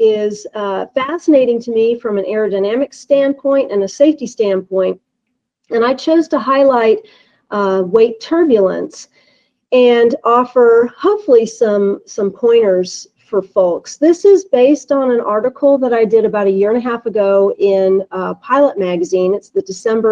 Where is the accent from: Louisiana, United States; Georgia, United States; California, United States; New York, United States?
California, United States; moved away as an adult; also born or lived in Illinois / Sewanee, Tennessee; I grew up in California